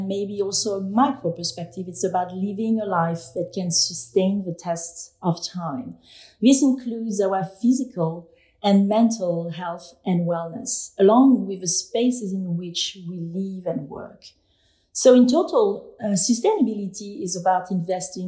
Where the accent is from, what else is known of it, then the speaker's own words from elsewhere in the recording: France; now in New York, United States; I was born and raised in France